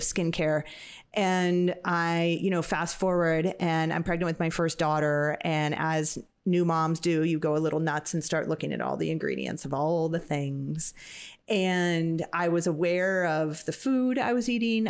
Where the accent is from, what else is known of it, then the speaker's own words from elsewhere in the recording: Napa, California, United States; I was lucky to get to grow up in in Napa. Napa Valley